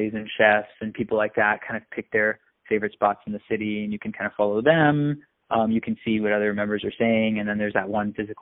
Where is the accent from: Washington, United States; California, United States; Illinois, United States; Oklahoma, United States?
California, United States; Silicon Valley; I was born and raised in and around Silicon Valley